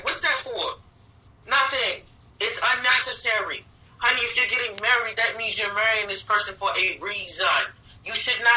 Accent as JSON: {"language": "English", "town": "Baltimore", "region": "Maryland", "country": "United States", "said": "I am from Baltimore, Maryland."}